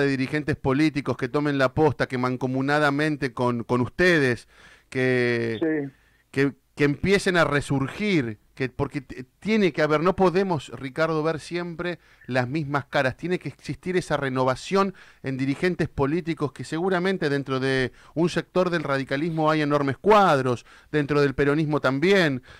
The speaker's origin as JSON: {"language": "Spanish", "town": "Tres Arroyos", "region": "Buenos Aires Province", "country": "Argentina", "moved": "yes", "said": "Yo vengo, yo vengo de pueblo, Richard, vengo de la ciudad de Tres Arroyos"}